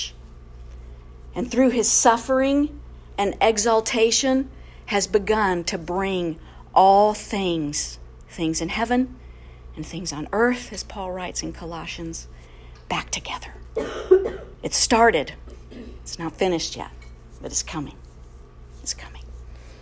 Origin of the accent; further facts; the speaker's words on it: United States; We're proud American citizens